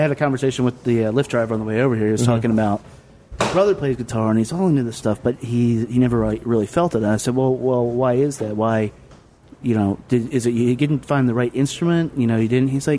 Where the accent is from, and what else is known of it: Lynchburg, Virginia, United States; born or raised there